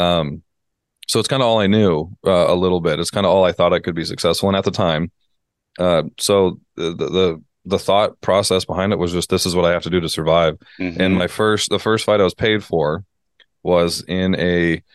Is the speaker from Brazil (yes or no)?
no; Canada; moved away as an adult; also born or lived in United States; I'm Canadian moving to the States